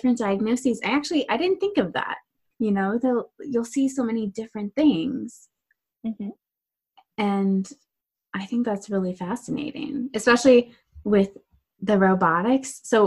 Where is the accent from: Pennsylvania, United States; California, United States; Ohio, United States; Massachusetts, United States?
Ohio, United States; I'm from Ohio